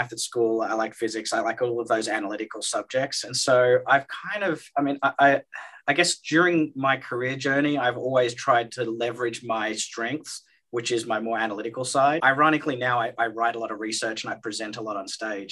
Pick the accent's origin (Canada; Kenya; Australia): Australia; moved away; I'm Australian. I did my schooling in Australia